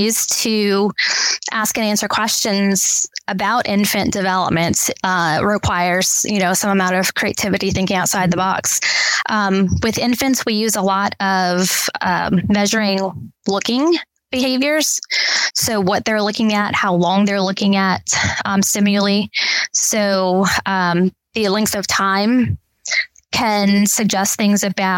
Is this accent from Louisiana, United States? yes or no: yes; Louisiana, United States; also born or lived in Texas; Born and raised in Louisiana